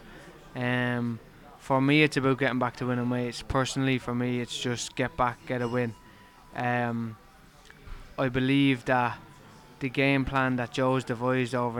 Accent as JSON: {"language": "English", "country": "Ireland", "moved": "as an adult", "lives_now": "Liverpool, United Kingdom", "said": "I'm Irish"}